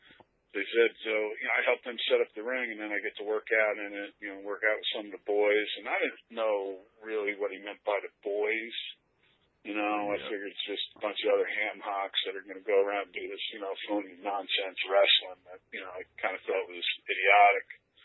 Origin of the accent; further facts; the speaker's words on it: Point Pleasant, New Jersey, United States; born there; Well, I was born in Point Pleasant, New Jersey, and everybody my whole life told me, you don't sound like you're from here. And I'm like, oh, that's where I'm from.